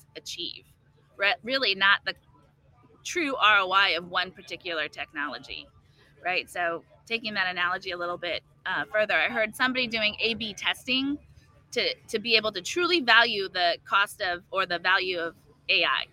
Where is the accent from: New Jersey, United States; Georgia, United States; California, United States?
California, United States; I'm from California